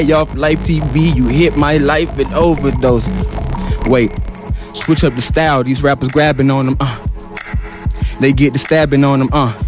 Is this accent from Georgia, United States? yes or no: yes; Atlanta, Georgia, United States; I'm from Atlanta.